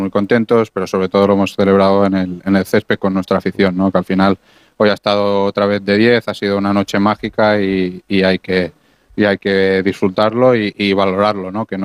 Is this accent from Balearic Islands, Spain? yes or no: yes; Balearic Islands, Spain; Como tú bien dices, siendo mallorquín de la casa, vivir una noche tan especial como, como esta es algo maravilloso